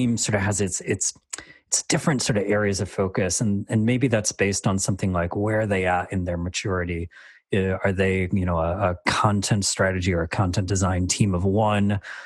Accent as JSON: {"language": "English", "region": "Michigan", "country": "United States", "accent": "really boring accent", "moved": "as an adult", "lives_now": "Dublin, Ireland", "said": "I'm from the States, which is why I have this really boring accent"}